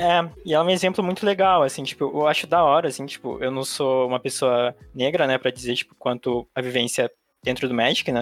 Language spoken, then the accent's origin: Portuguese; Brazil; Eu sou asiática brasileira